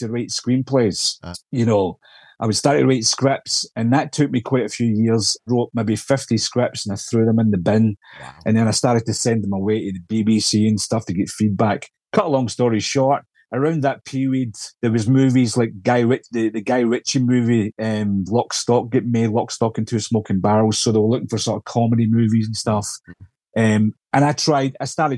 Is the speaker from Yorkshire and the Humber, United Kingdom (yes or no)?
no; Scotland, United Kingdom; accent: Scottish